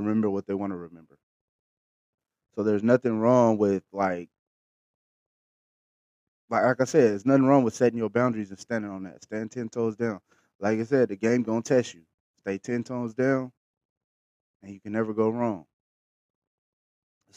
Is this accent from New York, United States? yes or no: no; Bakersfield, California, United States; I'm from Bakersfield, the Patch